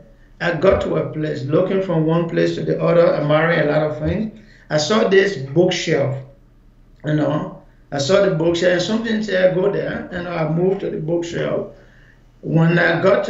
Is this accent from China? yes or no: no; Maryland County, Liberia; moved away as an adult; also born or lived in Ghana; I'm a Liberian. I was born in Upper Maryland County, which is in the southeastern part of Liberia